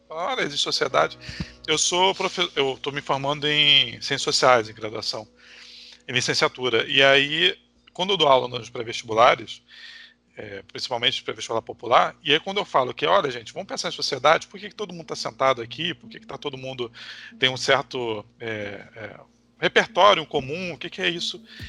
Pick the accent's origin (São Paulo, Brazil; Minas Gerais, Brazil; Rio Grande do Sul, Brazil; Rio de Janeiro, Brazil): Rio de Janeiro, Brazil; Nilópolis; also born or lived in Niterói; eu sou da Baixada Fluminense e vim para Nilópolis agora, que é meu lugar de berço